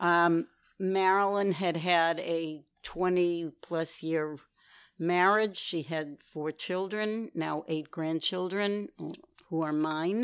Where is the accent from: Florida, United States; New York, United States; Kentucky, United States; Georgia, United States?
New York, United States; New York City; I'm from New York City, Manhattan. I've been here for most of my life